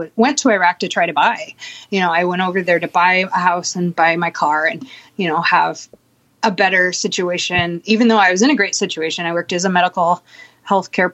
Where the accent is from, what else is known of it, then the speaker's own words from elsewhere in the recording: Bellingham, Washington, United States; moved away as an adult; also born or lived in Walla Walla; coming back to Bellingham and staying with friends here just because this is my hometown